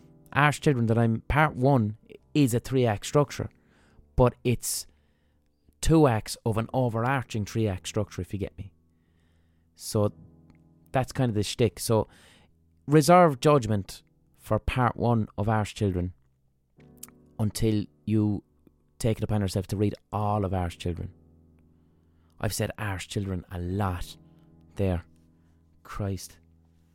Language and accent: English; Limerick, Munster, Ireland; When I grew up in Limerick